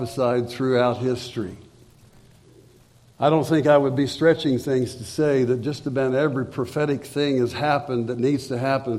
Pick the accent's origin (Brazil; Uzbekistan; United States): United States; Springfield; I'd come back to my hometown, Springfield